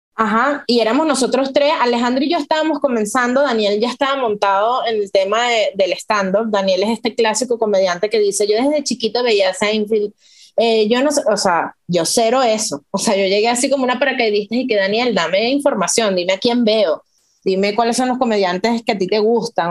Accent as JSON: {"language": "Spanish", "town": "Los Teques", "region": "Miranda", "country": "Venezuela", "tie": "born or raised there", "also_born_or_lived": "Caracas / Australia", "moved": "as an adult", "lives_now": "Mexico", "said": "en Los Teques ahí nací yo"}